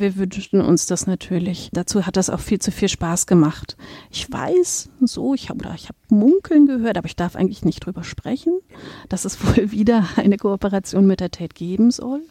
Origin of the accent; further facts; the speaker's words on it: Berlin, Germany; moved away as an adult; also born or lived in Braunschweig / Kassel / Dresden; now in Münster, Germany; Ich komme ursprünglich aus Berlin, habe da Kunstgeschichte studiert und auch promoviert